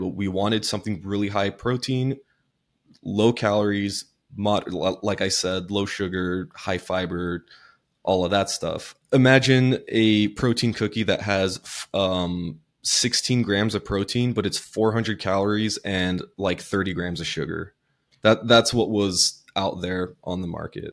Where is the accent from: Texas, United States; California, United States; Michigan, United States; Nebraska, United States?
California, United States; Southern; I grew up in Southern California.